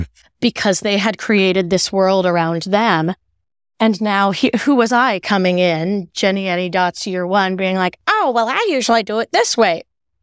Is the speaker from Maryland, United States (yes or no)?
yes; Maryland, United States; I'm from Maryland. I'm a really big Ravens fan, my fiance and I.